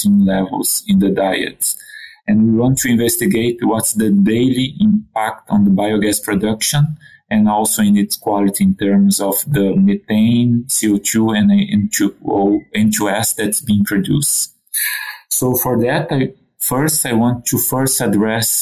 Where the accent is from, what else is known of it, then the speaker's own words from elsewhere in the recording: Brazil; moved away as an adult; also born or lived in Quebec City, Canada; now in Canada; I'm originally from Brazil, born and raised in a pig farm